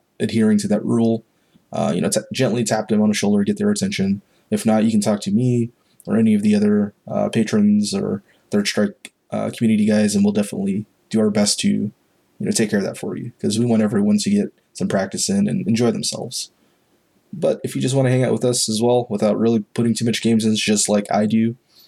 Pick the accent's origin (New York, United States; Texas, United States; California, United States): Texas, United States; Fort Worth; I'm from Fort Worth myself